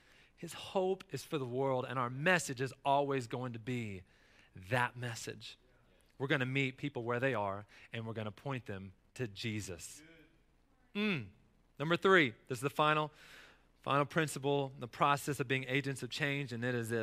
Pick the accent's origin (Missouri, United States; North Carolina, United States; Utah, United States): North Carolina, United States; as a kid growing up in North Carolina